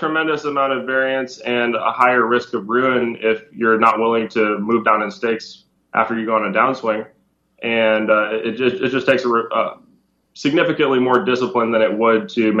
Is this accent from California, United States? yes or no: no; Minnesota, United States; moved away as an adult; now in Florida, United States; I grew up in Minnesota, and that's one of the few states that allows 18-year-olds to gamble